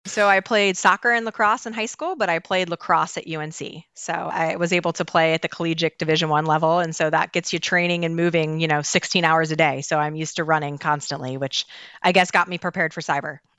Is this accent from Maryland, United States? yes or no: yes; Baltimore, Maryland, United States; I am born and raised in Baltimore